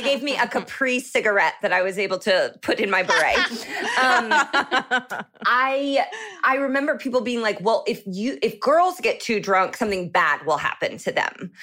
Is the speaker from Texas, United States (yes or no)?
no; Indianapolis, Indiana, United States; moved away as an adult; now in Los Angeles, United States; I'm from the Indianapolis